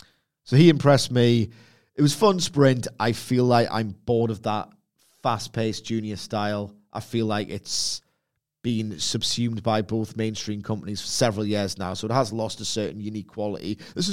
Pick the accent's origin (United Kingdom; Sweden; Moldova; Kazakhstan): United Kingdom; Try being British.